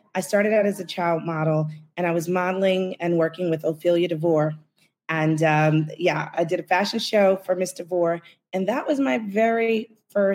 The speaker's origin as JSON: {"language": "English", "town": "New York City", "region": "New York", "country": "United States", "tie": "born or raised there", "said": "I am definitely born, bred, and buttered"}